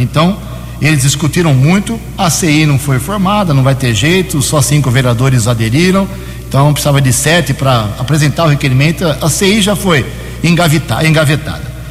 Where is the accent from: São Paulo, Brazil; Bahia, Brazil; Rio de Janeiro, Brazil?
São Paulo, Brazil; Americana; Eu nasci em Americana, nunca morei um dia fora daqui